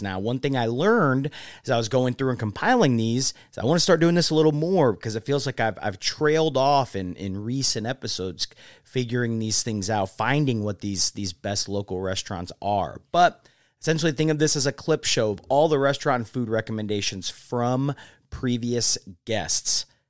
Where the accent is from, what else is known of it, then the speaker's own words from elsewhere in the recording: Indianapolis, Indiana, United States; Indianapolis, my city, my hometown, crossroads of America